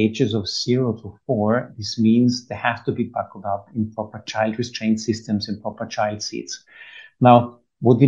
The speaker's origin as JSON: {"language": "English", "region": "Vienna", "country": "Austria", "moved": "yes", "lives_now": "United Arab Emirates", "said": "I'm from Vienna"}